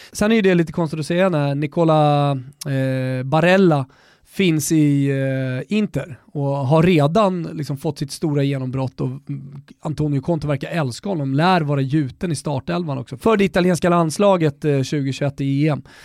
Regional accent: Botkyrka, Stockholm County, Sweden; also born or lived in Salem; Jag är uppvuxen med honom i Norra Botkyrka ner till Salem, eh, i, i, under hela nittiotalet

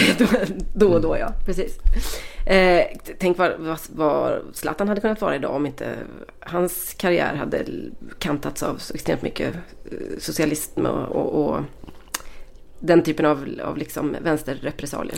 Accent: Västergötland, Västra Götaland, Sweden; vi är tre västgötar

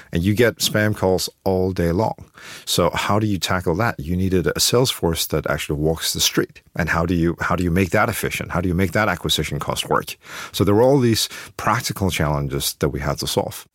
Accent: Beijing, China; moved away

